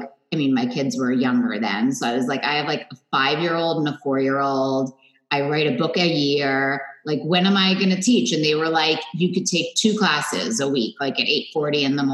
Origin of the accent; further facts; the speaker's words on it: New York City, New York, United States; moved away as an adult; now in Westport, Connecticut, United States; I grew up in Manhattan